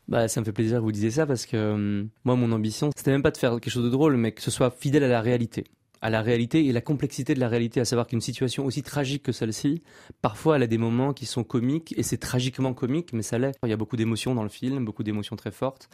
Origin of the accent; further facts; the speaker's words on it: France; je suis né en France de parents cambodgiens